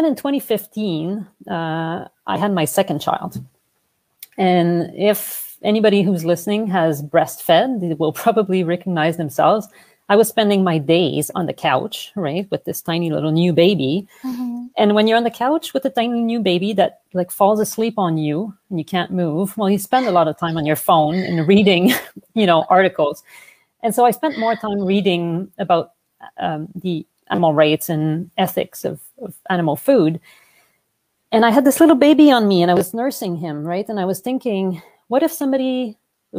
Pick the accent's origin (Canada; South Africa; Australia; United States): Canada; Montreal, Quebec; accent: French; English is a second language; moved away as an adult; now in Vancouver, Canada; I'm originally from Montreal, hence the French accent